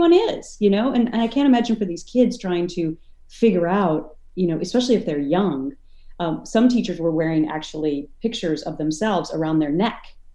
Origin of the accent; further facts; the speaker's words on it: Minnesota, United States; now in Connecticut, United States; where I grew up in Minnesota